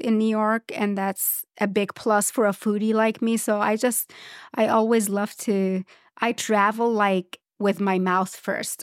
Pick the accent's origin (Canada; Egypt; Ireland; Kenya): Egypt; Port Said Governorate; moved away; also born or lived in Cairo / Alexandria; I grew up in Egypt, and, and Egypt is at, at least the bigger cities. I, I'm from Port Said